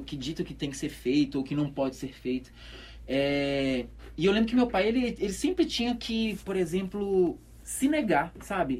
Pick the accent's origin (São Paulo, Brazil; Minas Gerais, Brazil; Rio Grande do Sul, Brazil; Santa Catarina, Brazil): Minas Gerais, Brazil; Belo Horizonte; moved away as an adult; also born or lived in Esmeraldas, Minas Gerais; now in Caruaru, Brazil; eu nasci em Belo Horizonte, né? Nasci, nasci na, na favela